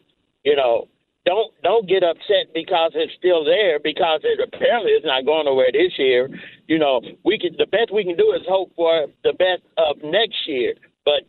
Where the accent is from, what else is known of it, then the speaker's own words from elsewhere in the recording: Indianapolis, Indiana, United States; I'm from Indianapolis